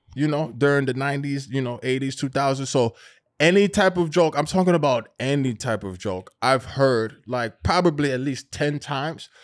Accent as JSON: {"language": "English", "region": "New York", "country": "United States", "said": "we're from New York"}